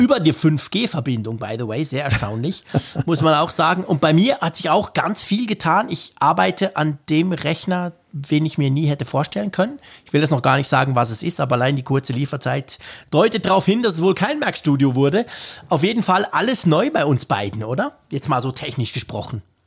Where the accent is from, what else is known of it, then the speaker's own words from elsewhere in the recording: Switzerland; als Schweizer